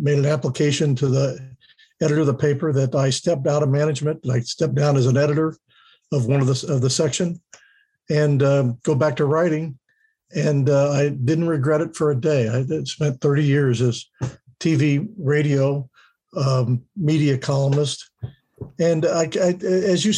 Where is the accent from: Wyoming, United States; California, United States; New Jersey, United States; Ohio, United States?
Ohio, United States; Middletown; also born or lived in Cincinnati, Ohio / Fairfield, Ohio; I grew up on Orchard Street, a block away from where the old hospital was up on the hill.